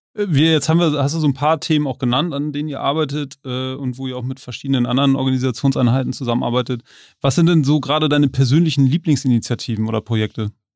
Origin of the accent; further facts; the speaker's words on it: Hamburg, Germany; als Hamburger